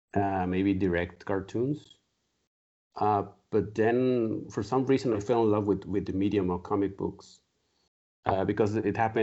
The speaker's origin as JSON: {"language": "English", "town": "Monterrey", "region": "Nuevo León", "country": "Mexico", "said": "I'm from Monterrey, Mexico. It's a city that's 2 hours from the Texan border."}